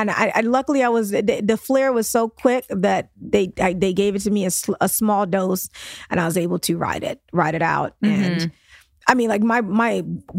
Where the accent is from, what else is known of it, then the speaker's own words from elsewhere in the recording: New York City, New York, United States; we're from Brooklyn